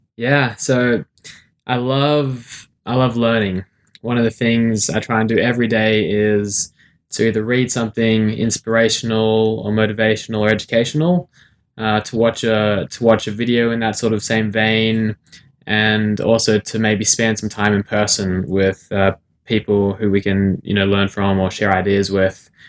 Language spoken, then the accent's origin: English; Sydney, New South Wales, Australia; also born or lived in South Africa; I was born in South Africa, but I've lived most of my life in Sydney, Australia.